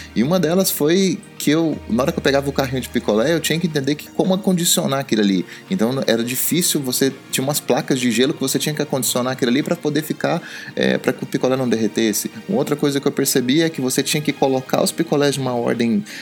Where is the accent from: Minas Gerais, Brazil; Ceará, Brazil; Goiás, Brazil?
Goiás, Brazil; also born or lived in Jataí, Goiás / Rio Verde, Goiás / Formosa, Goiás; eu nasci em Jataí, depois isso aconteceu em Rio Verde e eu depois eu mudei para Formosa